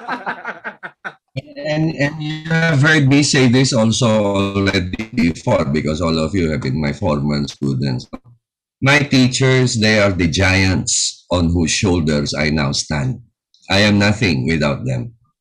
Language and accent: Tagalog; Parañaque, Metro Manila, Philippines; Taga Paranaque ako, ang opisina ko was in Tramuros